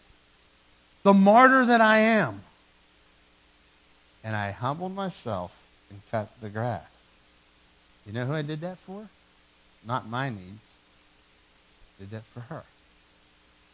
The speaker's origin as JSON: {"language": "English", "town": "Dormont", "region": "Pennsylvania", "country": "United States", "tie": "born or raised there", "said": "I came from Dormont, and I had a small yard in Dormont where I grew up."}